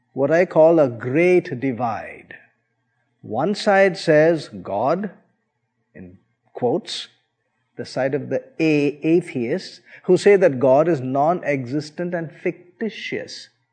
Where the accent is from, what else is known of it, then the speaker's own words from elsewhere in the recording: India; I was born and brought up in India